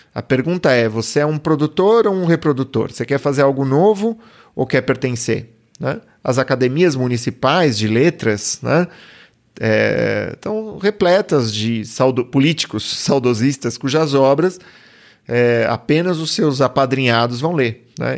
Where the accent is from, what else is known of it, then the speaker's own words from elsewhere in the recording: Brazil; Eu, eu, sou brasileiro